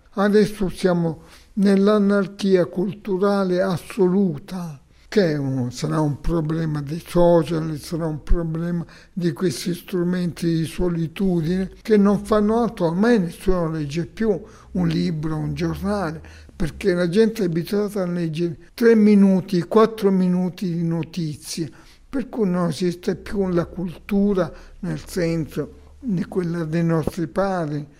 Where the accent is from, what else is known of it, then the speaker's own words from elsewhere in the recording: Cittanova, Calabria, Italy; moved away; also born or lived in Rome / Milan; Di un paese Citronova, 70 km da Reggio.